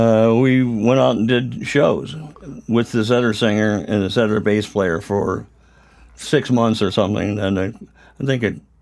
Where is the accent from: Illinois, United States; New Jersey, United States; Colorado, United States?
Illinois, United States; Rockford; from Rockford, Illinois.